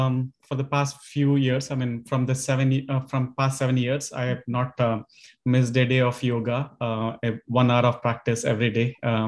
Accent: Bangalore, Karnataka, India; moved away as an adult; now in New Jersey, United States; I was born and born and raised in Bangalore. I did my schooling in Bangalore and my engineering as well. I studied at the MS Ramaya Institute of Technology for my mechanical engineering.

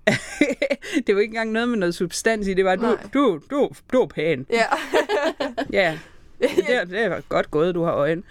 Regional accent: Aarhus, Central Denmark Region, Denmark; jeg er Aarhusianer hvis nogen ikke kunne høre det.

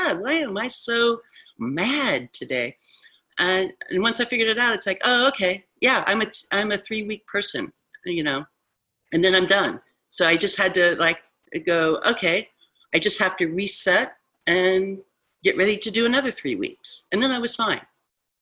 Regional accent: Midwest, United States; I'm from the Midwest

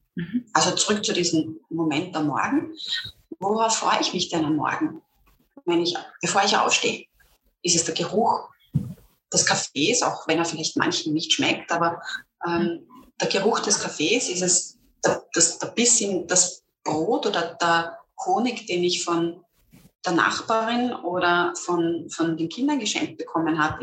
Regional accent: Lower Austria, Austria; ich bin ähm, Niederösterreicherin

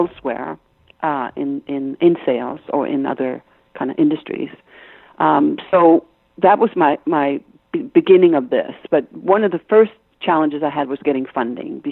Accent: Copenhagen, Capital Region of Denmark, Denmark; English is a second language; moved away; You hear an accent I have. I'm Danish, right? So mm-hmm. I was brought up in Copenhagen

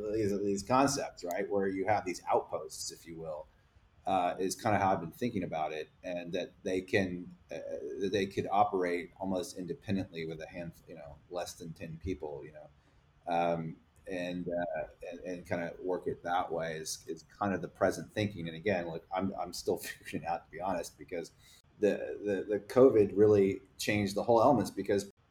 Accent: Texas, United States; I'm also a Texan American

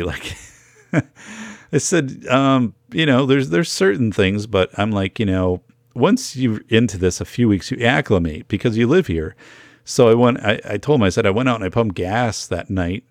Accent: northern Wisconsin, United States; I grew up in Wisconsin, I grew up in northern Wisconsin

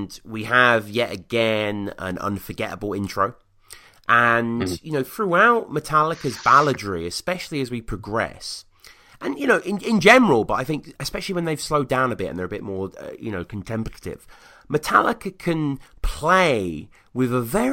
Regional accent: United Kingdom; I'm a Brit

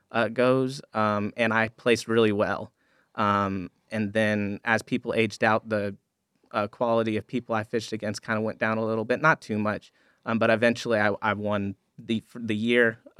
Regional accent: Florida, United States; Growing up, I grew up in South Florida. And one of the beautiful things about South Florida is fishing is everywhere.

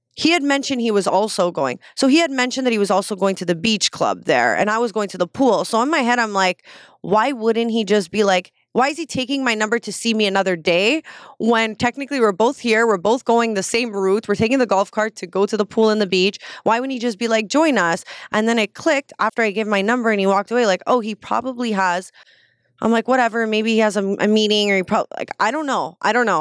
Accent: Canada

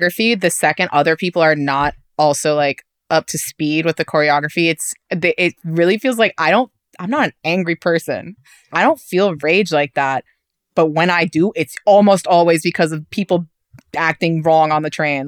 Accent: New York City, New York, United States; accent: New York; native New Yorkers

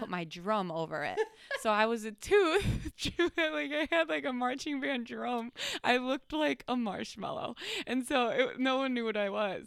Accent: United States; I'm American

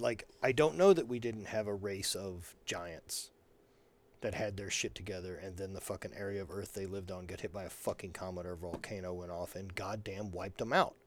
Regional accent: the South, United States; born or raised there; moved away

